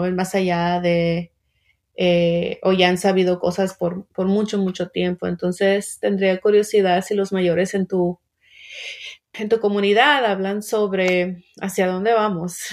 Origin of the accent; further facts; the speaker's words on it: Mexico; now in United States; Yo soy migrante mexicana